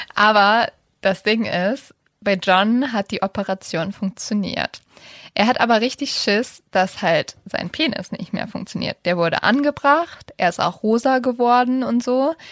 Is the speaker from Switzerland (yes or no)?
no; Germany; bei uns in Deutschland